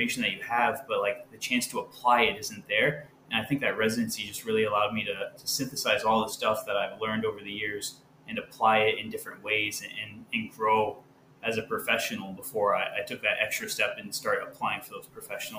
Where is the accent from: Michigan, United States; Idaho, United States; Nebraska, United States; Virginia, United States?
Michigan, United States; Decatur; I'm from Decatur, Michigan, if anybody knows where that is. At least I was raised there. My dad was in the Navy for 25 years, so we were kind of from everywhere. But a small town